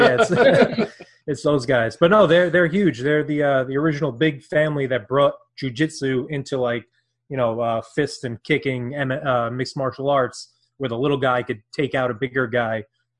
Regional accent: Brooklyn, New York, United States; now in New Jersey, United States; I grew up in Brooklyn, but nice. I live in New Jersey

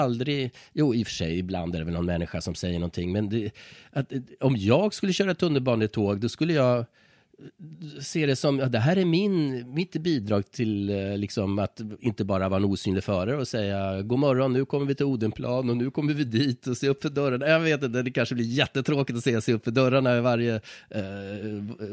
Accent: Iggesund, Gävleborg County, Sweden; jag är själv från en brukssamhälle, mm. Iggesund mm. i Hälsingland, en mm. mil från Hudiksvall

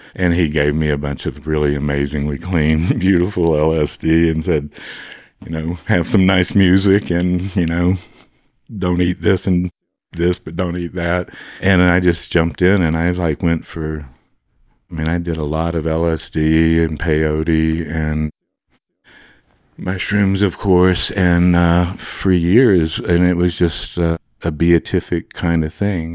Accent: Monroe, Louisiana, United States; I was born in Monroe, Louisiana

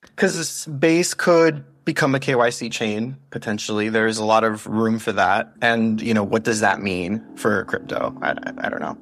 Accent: United States; we're so American

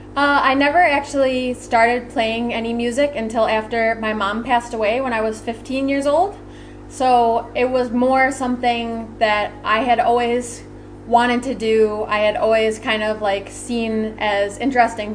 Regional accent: Rochester, New York, United States; I come from Rochester New York

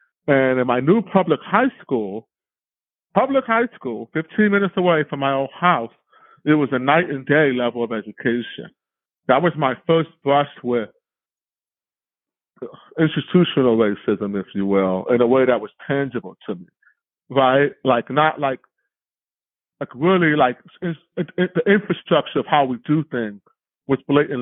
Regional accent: United States; also born or lived in Oakland, California; I just barely missed the cutoff for being able to run for president of the United States by being born on the mainland

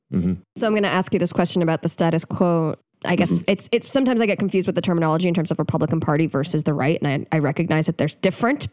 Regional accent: United States; also born or lived in Chile; as an American

